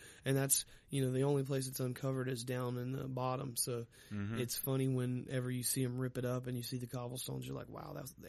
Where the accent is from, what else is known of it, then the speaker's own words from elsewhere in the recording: North Carolina, United States; moved away as an adult; now in Richmond, United States; And it was also the first time I'm living out of North Carolina.